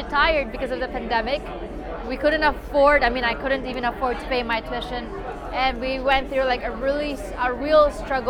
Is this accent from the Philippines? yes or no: yes; Philippines; coming from Philippines